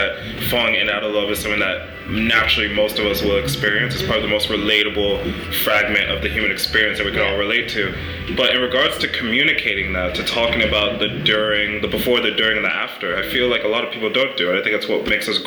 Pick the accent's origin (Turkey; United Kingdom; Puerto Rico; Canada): United Kingdom; England; now in United States; I grew up mostly in England, but the rest of the other half of my life here